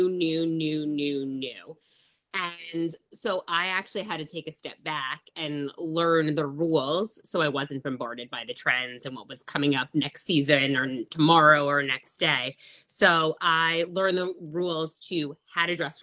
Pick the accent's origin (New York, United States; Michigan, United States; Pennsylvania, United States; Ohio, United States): New York, United States; I'm from New York